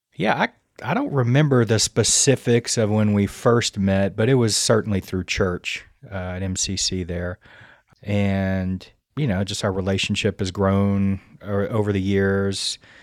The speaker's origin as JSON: {"language": "English", "region": "Louisiana", "country": "United States", "moved": "as an adult", "lives_now": "Virginia, United States", "said": "I'm originally from Louisiana"}